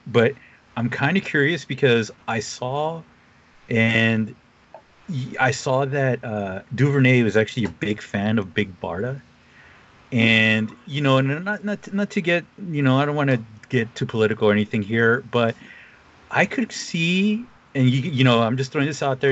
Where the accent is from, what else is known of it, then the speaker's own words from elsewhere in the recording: United States; someone who kind of grew up on the coast